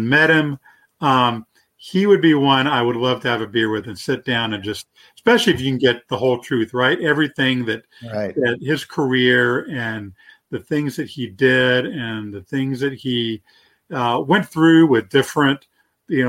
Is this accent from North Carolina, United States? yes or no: yes; North Carolina, United States; I'm from North Carolina